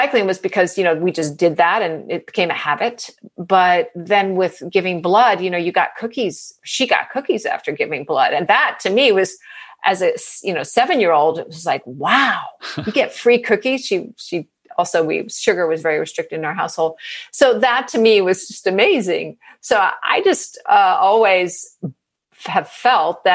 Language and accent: English; New England, United States; also born or lived in New York City; I was born in New York City, but I spent my formative years in New England.